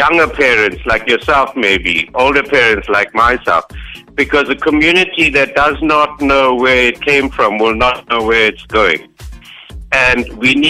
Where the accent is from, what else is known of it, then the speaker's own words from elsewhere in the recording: South Africa; we are South Africans first.